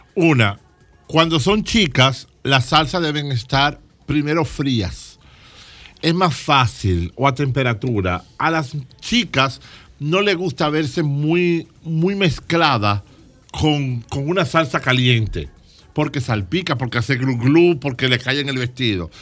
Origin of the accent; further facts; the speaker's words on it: Dominican Republic; yo soy dominicano